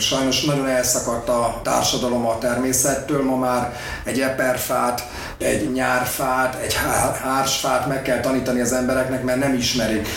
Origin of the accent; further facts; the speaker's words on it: Budapest, Hungary; also born or lived in Békásmegyer, Budapest; Én Újpesten nőttem föl, meg Békás megyeren a Lánási strandon.